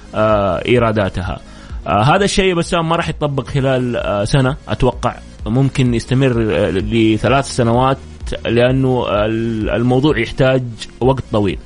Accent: Saudi Arabia; لنا احنا ك ك كسعوديين

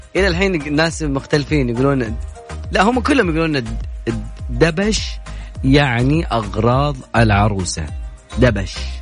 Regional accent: Najd, Saudi Arabia; في عندنا بنجد

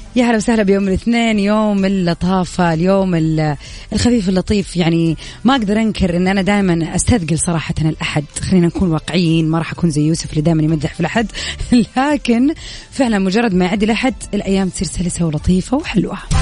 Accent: Saudi Arabia; عندنا في السعوديه

